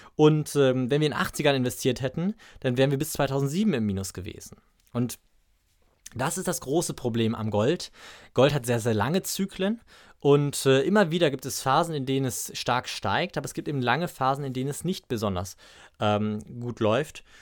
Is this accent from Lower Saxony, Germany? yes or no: yes; Braunschweig, Lower Saxony, Germany; hier in Braunschweig, ähm, also aus meiner Heimatstadt